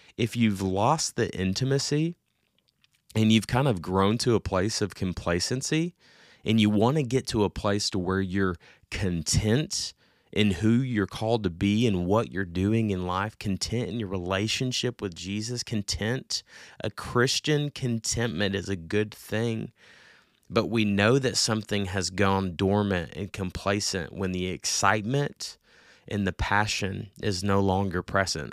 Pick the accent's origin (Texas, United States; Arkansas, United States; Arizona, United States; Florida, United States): Arkansas, United States; Little Rock; I am from Little Rock, Arkansas